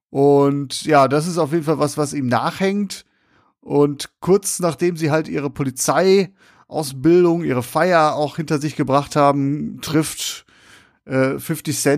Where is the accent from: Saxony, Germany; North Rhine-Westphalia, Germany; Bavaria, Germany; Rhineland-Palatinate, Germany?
North Rhine-Westphalia, Germany; Essen; ich komme aus Essen Nord, komme ich.